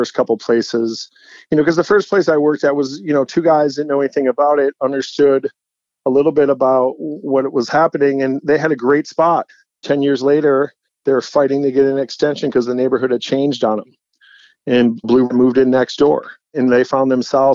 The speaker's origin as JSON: {"language": "English", "town": "St. Paul", "region": "Minnesota", "country": "United States", "tie": "born or raised there", "moved": "yes", "lives_now": "New York, United States", "said": "I grew up in St. Paul, but I grew up in suburbs kind of too"}